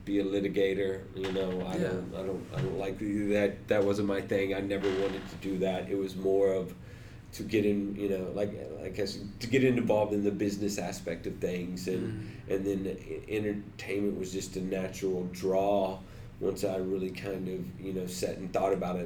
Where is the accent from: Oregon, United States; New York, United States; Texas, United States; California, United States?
Texas, United States; moved away as an adult; also born or lived in Jacksonville, Florida; now in Los Angeles, United States; I'm from Texas originally